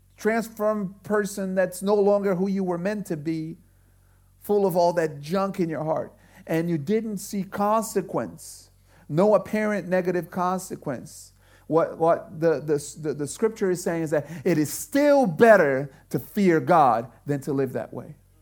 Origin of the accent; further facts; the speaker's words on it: Brazil; now in United States; I grew up in Brazil